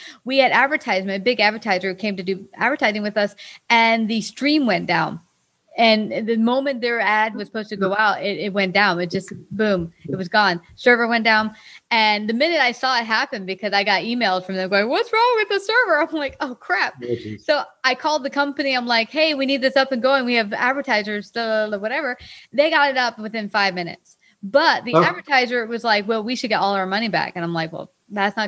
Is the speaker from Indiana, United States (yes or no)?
no; Springfield, Virginia, United States; I grew up in Springfield, Virginia, Fairfax